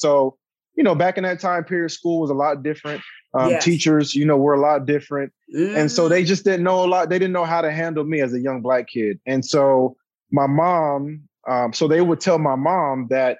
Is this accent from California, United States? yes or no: yes; San Diego, California, United States; moved away as an adult; also born or lived in Inglewood, California; now in Los Angeles, United States; I'm from San Diego, born and raised, played high school there, high school football, grew up there